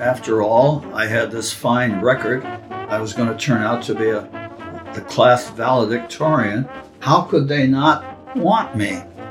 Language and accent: English; Johnson City, New York, United States; moved away; I grew up in a town, although it called itself a city, Johnson City, New York, on the Pennsylvania border between two other cities, Binghamton and Endicott, and we were known then as the Triple Cities.